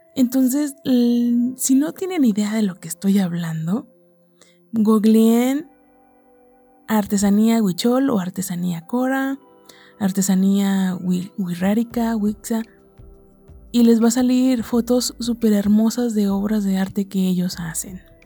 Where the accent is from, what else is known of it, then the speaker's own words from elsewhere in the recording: Nayarit, Mexico; yo soy mexicana, nací en el estado de Nayarit